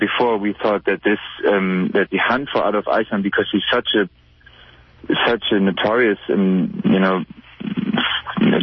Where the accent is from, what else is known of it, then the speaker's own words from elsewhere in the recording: Frankfurt, Hesse, Germany; I grew up in Frankfurt